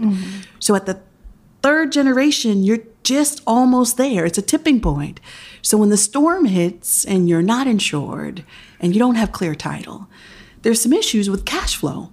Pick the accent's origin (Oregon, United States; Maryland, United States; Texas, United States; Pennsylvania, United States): Pennsylvania, United States; Philadelphia; I was born in Chestnut Hill, Pennsylvania, right outside Philadelphia. I'm fourth generation Philly